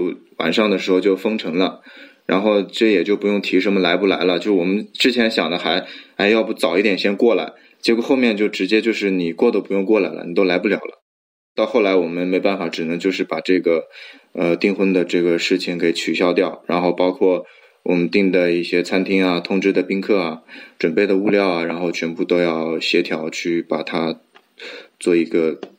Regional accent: Wuhan, Hubei, China; 那么会不会他们会担心我们是从武汉来的？

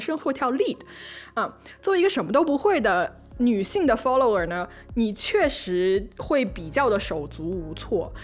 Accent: Hunan, China; accent: 塑料普通话 (Hunan-accented Mandarin); 我们三个人都是湖南人

